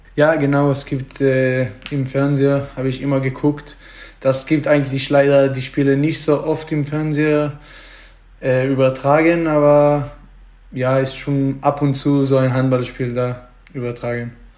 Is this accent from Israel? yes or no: yes; Israel; German is a second language; moved away as an adult; now in Germany; ich komme äh, so zwischen Jerusalem und Tel Aviv. Da ist so ein kleiner Dorf, da wohne ich ruhiger Dorf